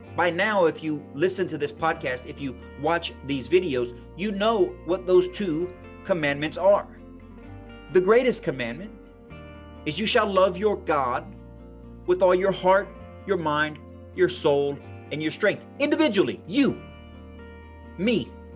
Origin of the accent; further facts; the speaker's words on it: United States; Being an American